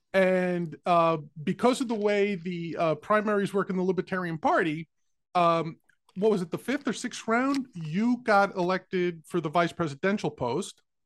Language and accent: English; New York, United States; I was born and raised in New York